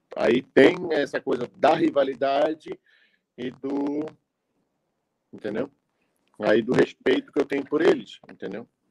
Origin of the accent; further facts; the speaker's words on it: Florianópolis, Santa Catarina, Brazil; eu sou aqui de Florianópolis